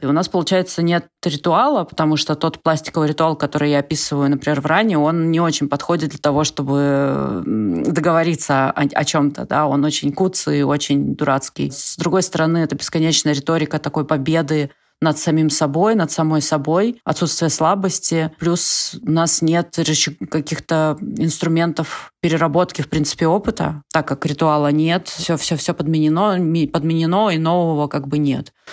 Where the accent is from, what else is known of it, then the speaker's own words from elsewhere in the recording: Russia; moved away; все, все родились и выросли в России